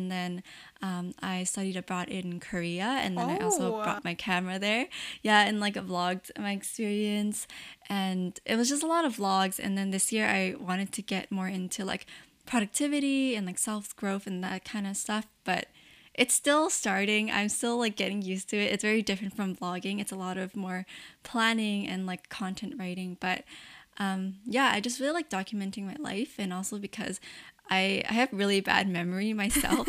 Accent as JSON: {"language": "English", "country": "Canada", "said": "I'm Chinese Canadian myself"}